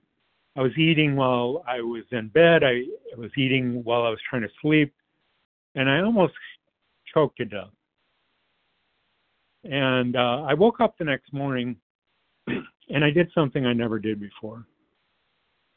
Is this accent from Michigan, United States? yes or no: yes; Detroit, Michigan, United States; I grew up in the Metro Detroit area